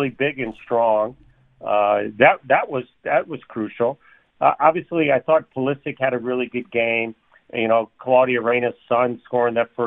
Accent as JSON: {"language": "English", "region": "New York", "country": "United States", "tie": "born or raised there", "moved": "yes", "lives_now": "Milwaukee, United States", "said": "Shep and I grew up in New York"}